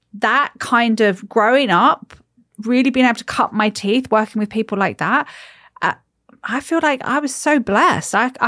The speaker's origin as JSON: {"language": "English", "country": "United States", "tie": "born there", "said": "I was born in the States."}